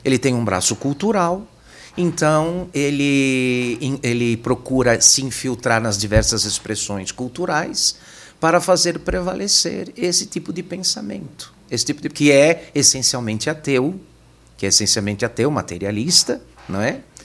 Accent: São Paulo, Brazil; Eu nasci, eu sou natural aqui de São Paulo, eu nasci na Moca.

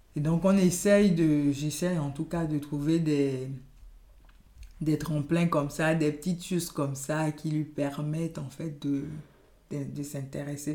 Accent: Gabon; first language Yoruba; French is a second language; moved away as an adult; also born or lived in Benin; now in France; Je suis d'origine béninoise et j'ai passé toute mon enfance et adolescence au Gabon. Et je suis en France depuis, on va dire, une quinzaine d'années.

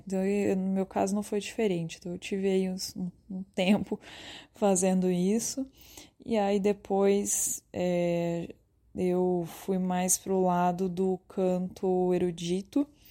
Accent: Ribeirão Preto, São Paulo, Brazil; eu e o João, a gente é de Ribeirão Preto, no interior de São Paulo

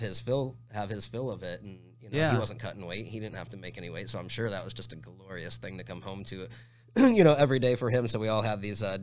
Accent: Tempe, Arizona, United States; moved away as an adult; also born or lived in Chicago; now in Phoenix, United States; I grew up in South Tempe

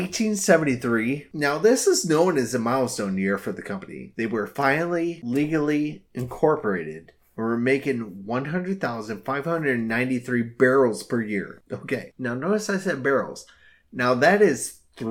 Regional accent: Illinois, United States; my home state of Illinois

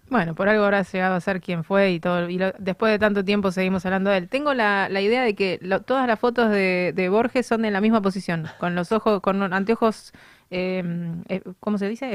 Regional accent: Argentina; los argentinos

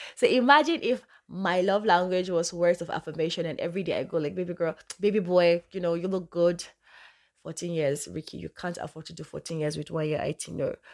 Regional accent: Northern Nigeria, Nigeria; I'm Nigerian, I'm from the north, I speak Hausa fluently

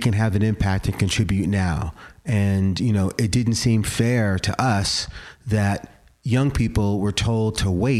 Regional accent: New York, United States; now in Portland, United States; growing up in New York

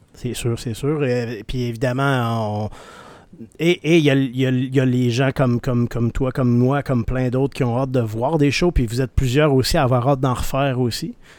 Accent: Rimouski, Quebec, Canada; je viens de Rimouski

